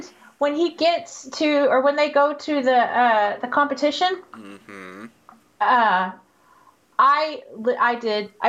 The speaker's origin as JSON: {"language": "English", "area": "outside Houston", "region": "Texas", "country": "United States", "tie": "born or raised there", "moved": "yes", "said": "I grew up right outside of Houston, which is a pretty big metro city in, in the U.S."}